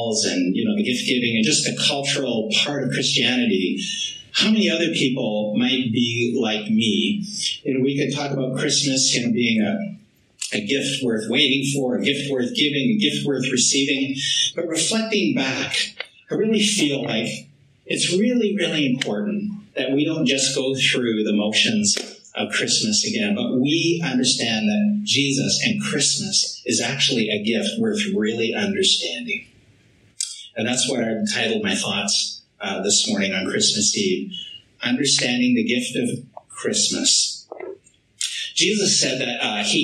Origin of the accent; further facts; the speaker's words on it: Vancouver Island, British Columbia, Canada; I'm from Vancouver Island, you know, a French Métis boy